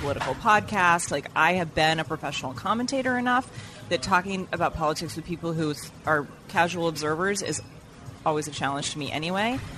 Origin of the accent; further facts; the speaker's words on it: Vermont, United States; moved away; I grew up in Vermont